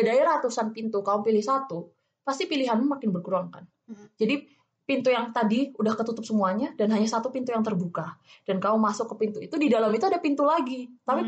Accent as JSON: {"language": "Indonesian", "region": "Java", "country": "Indonesia", "accent": "Javanese", "said": "aku Jawa"}